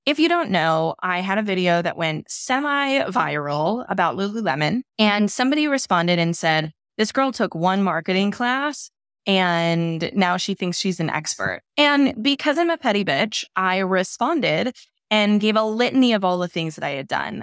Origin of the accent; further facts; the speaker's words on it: St. Louis, Missouri, United States; moved away; also born or lived in New York; I'm from Saint Louis, Missouri